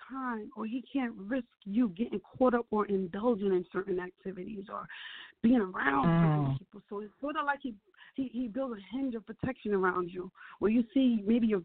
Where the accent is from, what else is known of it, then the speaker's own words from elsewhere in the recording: Jersey City, New Jersey, United States; I'm a woman born and raised in Jersey City